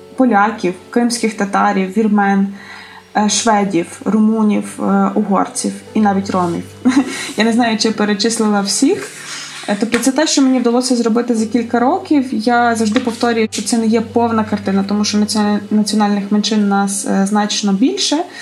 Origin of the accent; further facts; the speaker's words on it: Lviv, Lviv Oblast, Ukraine; це є Львів е, мого дитинства